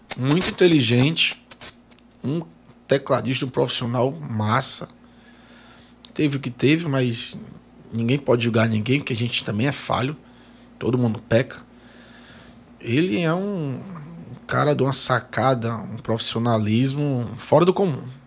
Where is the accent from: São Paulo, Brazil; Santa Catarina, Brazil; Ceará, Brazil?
Ceará, Brazil; eu sou original do Ceará